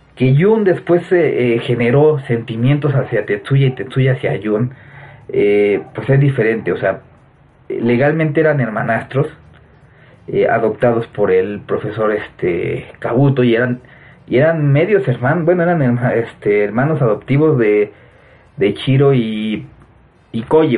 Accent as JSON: {"language": "Spanish", "country": "Mexico", "said": "ahorita en mi país, en México"}